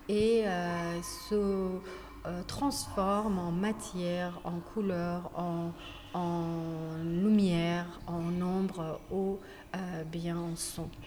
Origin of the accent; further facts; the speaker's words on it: Iran; French is a second language; now in France; ça fait quelques années que je suis sortie d'Iran et euh, donc je me suis détachée. Et je fais plus de la peinture. depuis que je suis venue en France, j'ai orienté mon travail vers d'autres dimensions